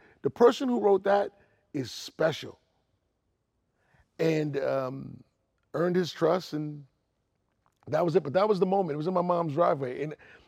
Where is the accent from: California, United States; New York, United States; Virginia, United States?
New York, United States; New York City; I'm from Queens, so we live like 3 miles from each other.